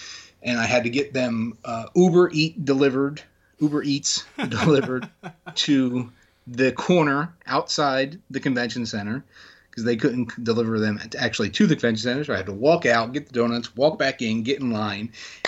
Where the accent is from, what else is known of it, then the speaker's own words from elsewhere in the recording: Hamilton, Ontario, Canada; Sonya / Daria Bernardo is from close to my hometown of Hamilton. She's right up the road. She's very familiar with Hamilton.